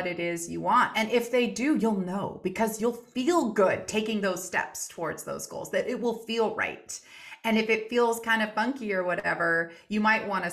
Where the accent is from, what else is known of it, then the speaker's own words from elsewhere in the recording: United States; being American